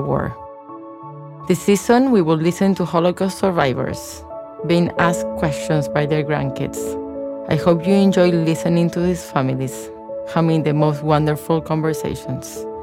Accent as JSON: {"language": "English", "country": "Argentina", "tie": "born or raised there", "second_language": "English", "moved": "yes", "said": "You're gonna hear an accent because I was raised in Argentina"}